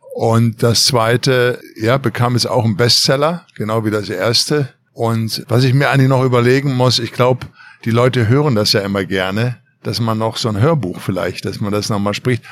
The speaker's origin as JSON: {"language": "German", "area": "Ruhrpott", "region": "North Rhine-Westphalia", "country": "Germany", "moved": "as an adult", "lives_now": "Los Angeles, United States", "said": "im Pott, wo ich herkomme, im Ruhrpott, in NRW"}